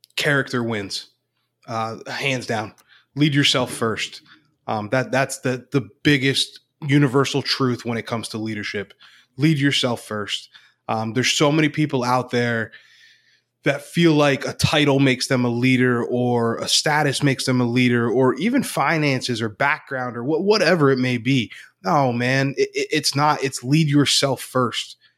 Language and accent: English; Northeast Pennsylvania, United States; now in Central Pennsylvania, United States; Grew up in Northeast P A, but I'm, I'm living in central Pennsylvania now